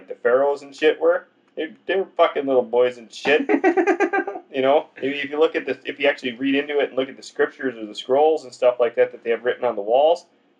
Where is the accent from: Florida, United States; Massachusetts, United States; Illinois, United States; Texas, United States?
Massachusetts, United States; Boston; I'm from Boston, bitch. I'm from Beantown, motherfucker.